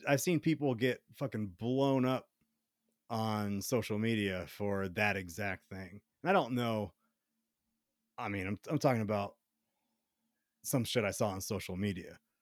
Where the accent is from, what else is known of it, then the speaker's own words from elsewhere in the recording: the South, United States; now in Colorado, United States; I was in the South